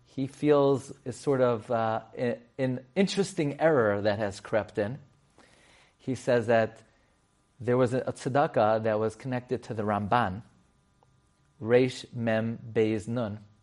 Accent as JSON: {"language": "English", "town": "New York City", "region": "New York", "country": "United States", "tie": "born or raised there", "said": "I grew up on Emmet thirty-first. I would walk to Rav Miller's shul"}